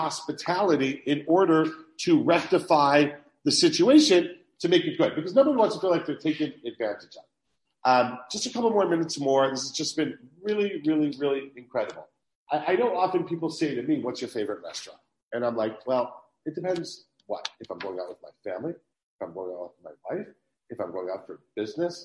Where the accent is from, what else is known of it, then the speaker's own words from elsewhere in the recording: Cleveland, Ohio, United States; moved away; I grew up in Cleveland